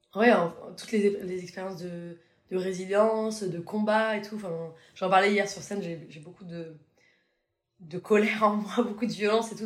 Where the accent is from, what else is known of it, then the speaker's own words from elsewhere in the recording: Paris, Île-de-France, France; moved away as an adult; je suis parisienne, quoi. Donc je suis restée vraiment 29 ans à Paris